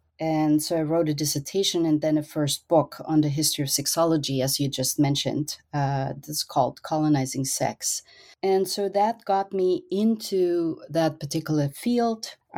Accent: Austria; English is a second language; I grew up in Austria, in a very small country in Europe, and traveling was always among my family's favorite pastimes.

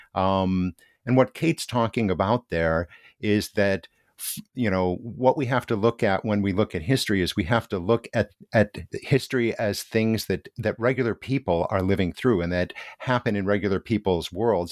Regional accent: United States; moved away as an adult; now in Hiroshima, Japan; as an American

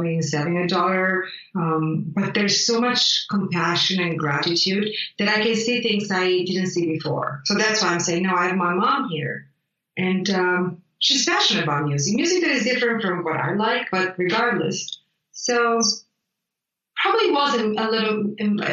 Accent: Italy; English is a second language; moved away; I grew up in Italy

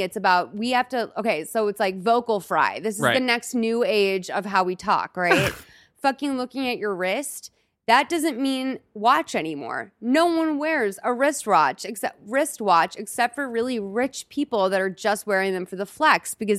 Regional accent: Boston, Massachusetts, United States; now in Los Angeles, United States; Because like, I don't know, like I'm from Boston. Like I live in LA.

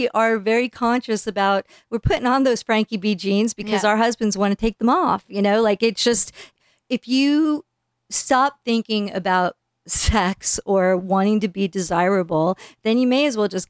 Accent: East Coast, United States; moved away; I grew up on the East Coast in a little town that there is no fashion there

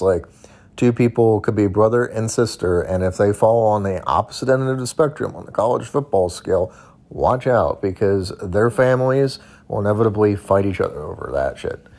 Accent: Missouri, United States; now in Southern United States; I grew up in Missouri

